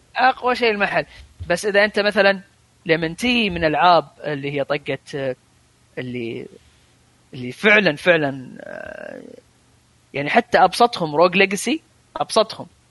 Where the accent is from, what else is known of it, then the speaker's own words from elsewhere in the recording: Kuwait; عندنا بالكويت